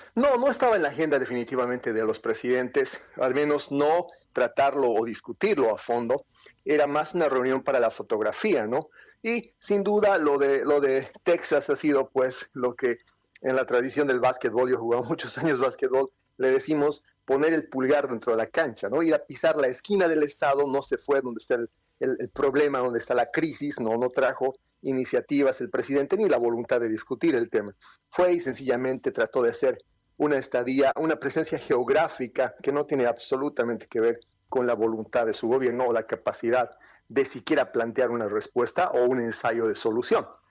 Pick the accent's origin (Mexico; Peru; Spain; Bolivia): Bolivia; Yo vengo de Sudamérica